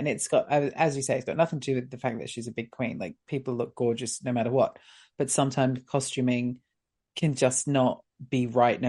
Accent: Long Island, New York, United States; I'm from Long Island, and I'm here for my sister.

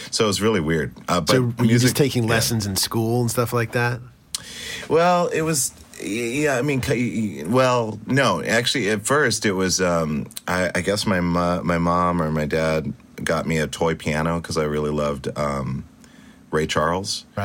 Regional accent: Stuttgart, Baden-Württemberg, Germany; born there; also born or lived in Spain / Italy / Great Falls, Montana; I was born in Germany in Stuttgart, and then okay. um, Spain, uh, Italy.

